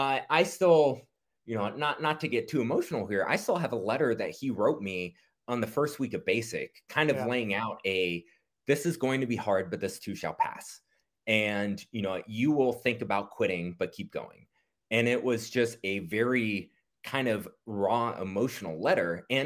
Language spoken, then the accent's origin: English; Marietta, Georgia, United States; And we moved to Marietta, Georgia, suburb of Atlanta